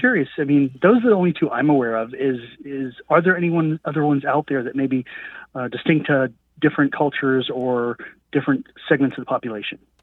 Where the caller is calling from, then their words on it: Jacksonville, Florida, United States; I'm calling you from Jacksonville, Florida